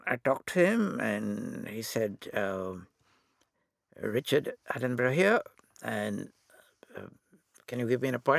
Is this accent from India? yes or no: yes; India; accent: Indian; So I deliberately to Indianize my accent, which stuck.